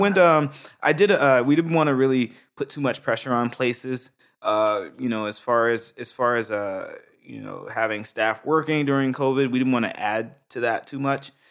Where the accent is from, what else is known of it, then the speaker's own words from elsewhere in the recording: Brunswick, Georgia, United States; now in Japan; I'm from Brunswick, Georgia, man. I'm from the South, South.